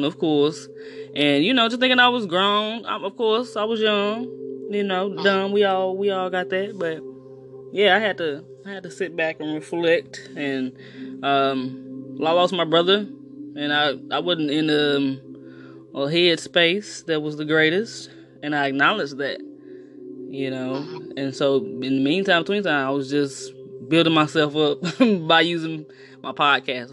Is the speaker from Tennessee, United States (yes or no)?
no; East St. Louis, Illinois, United States; East St. Louis, Illinois.